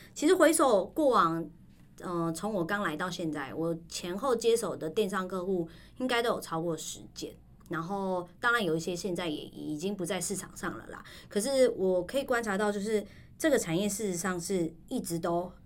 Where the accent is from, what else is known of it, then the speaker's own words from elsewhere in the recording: Taiwan; 就是我们台湾人。